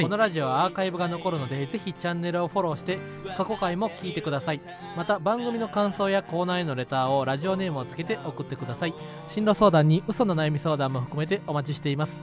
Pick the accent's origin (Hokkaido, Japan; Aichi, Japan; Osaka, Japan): Osaka, Japan; moved away; 俺はもともと地元大阪で